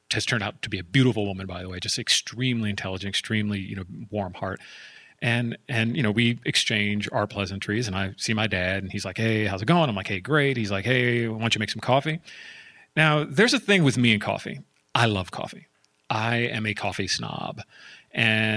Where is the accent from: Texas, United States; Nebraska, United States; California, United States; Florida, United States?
California, United States; San Jose; I'm from Silicon Valley. I was born in San Jose, East San Jose to be exact